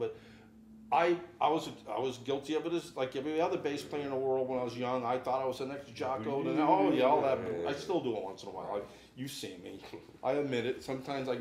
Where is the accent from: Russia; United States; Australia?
United States; Northeast; moved away as an adult; also born or lived in New Hampshire; now in Kansas City, United States; I'm from the Northeast.